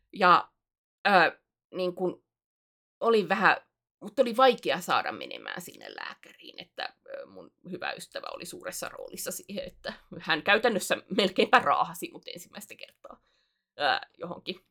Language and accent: Finnish; Alajärvi, South Ostrobothnia, Finland; accent: not pure Alajärvi dialect, changeable; moved away; mun murre on, äh, se on muuntuva. Se ei ole suoraa alajärvi